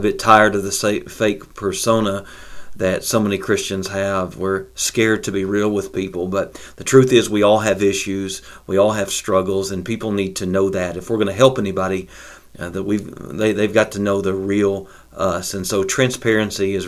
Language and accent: English; Winchester, Kentucky, United States; my hometown of Winchester